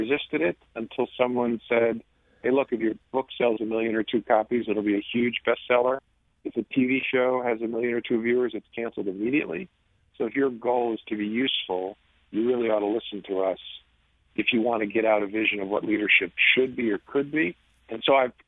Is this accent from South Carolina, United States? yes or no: no; the New York area, United States; moved away; I grew up in the New York area